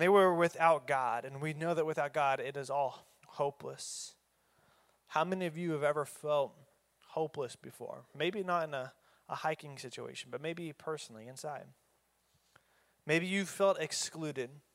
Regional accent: Oklahoma, United States; I'm from Oklahoma.

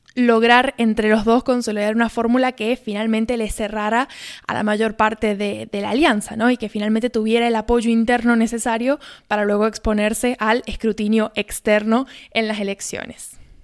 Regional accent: Argentina

